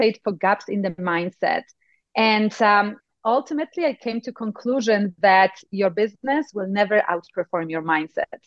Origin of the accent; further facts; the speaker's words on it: Poland; accent: Eastern Europe; now in United States; I come actually from Poland. So if you were thinking this is an Eastern Texas accent, you were close, but not quite. It's Eastern Europe. And I grew up in times of communism.